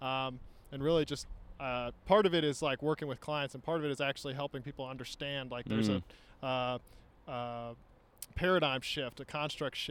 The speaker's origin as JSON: {"language": "English", "region": "Virginia", "country": "United States", "also_born_or_lived": "Singapore / Dubai", "moved": "as an adult", "lives_now": "Austin, United States", "said": "I'm from Virginia originally."}